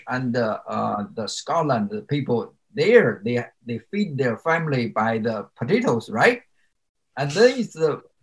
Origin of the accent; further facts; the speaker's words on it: China; English is a second language; moved away as an adult; now in United States; my academic achievement in China is pretty good